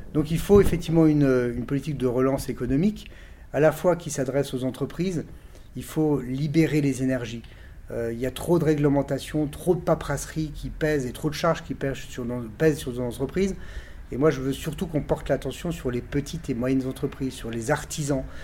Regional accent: Colmar, Grand Est, France; je suis né à Colmar il y a un peu plus de 54 ans, donc euh, je suis bien ancré dans, mon territoire

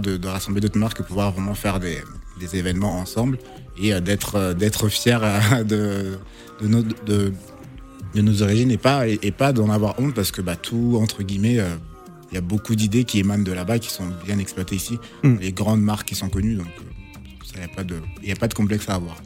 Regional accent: Kinshasa, DR Congo; moved away; Je, suis né, je suis né au Congo

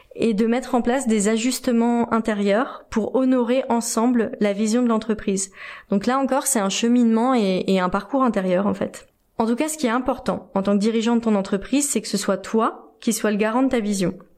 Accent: France; je suis française

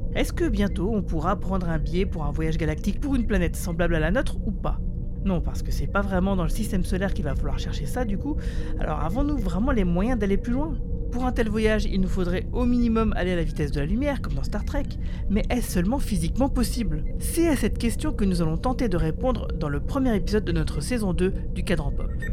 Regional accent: France; chez nous en France

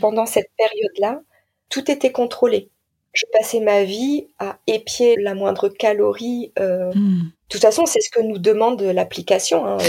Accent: Nord-Pas-de-Calais, Hauts-de-France, France; Je viens du Nord-Pas-de-Calais

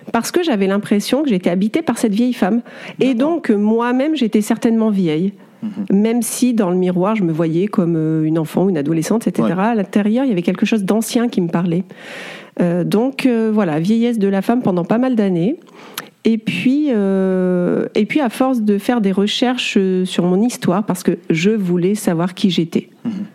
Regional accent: Clermont-Ferrand, Auvergne-Rhône-Alpes, France; je suis née à Clermont-Ferrand et je suis une zoréole. Alors, zoréole, c'est un papa de l'île de la Réunion et une maman auvergnate.

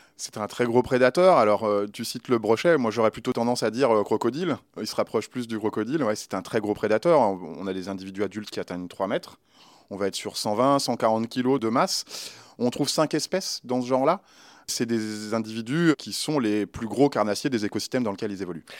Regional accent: Lyon, Auvergne-Rhône-Alpes, France; je suis un Lyonnais. Alors forcément, euh, travailler dans ma ville d'origine, c'était un rêve

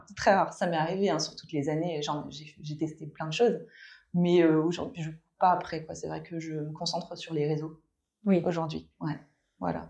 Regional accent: Brittany, France; moved away as an adult; now in Paris, France; je suis bretonne à la base, j'ai quitté la Bretagne euh, vers mes 30 ans.

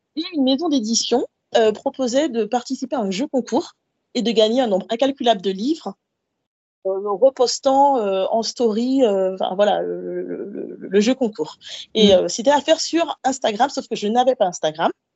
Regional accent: Guadeloupe; moved away as an adult; also born or lived in Paris, France; now in Montpellier, France; je suis antillaise. Euh, j'ai grandi en Guadeloupe, je suis née et j'ai grandi en Guadeloupe

